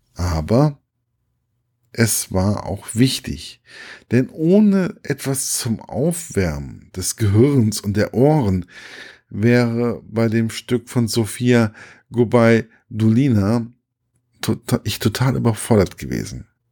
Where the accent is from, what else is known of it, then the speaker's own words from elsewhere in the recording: Gießen, Hesse, Germany; im Stadttheater meiner Heimatstadt